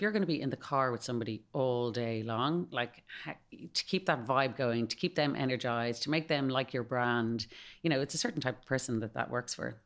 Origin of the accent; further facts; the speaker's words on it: Malahide, Leinster, Ireland; accent: Irish; moved away as an adult; also born or lived in Spain / United States; I'm from Malahide, uh, so I went to D C U